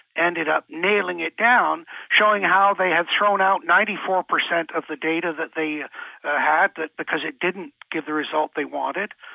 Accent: England, United Kingdom; moved away; me growing up in England

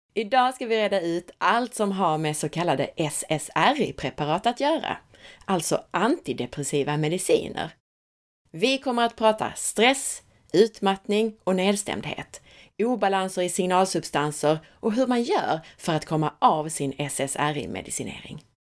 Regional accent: Skåne, Sweden; accent: Scanian (skånska); min skånska blir ännu mer skånsk och härlig när jag pratar med Cecilia

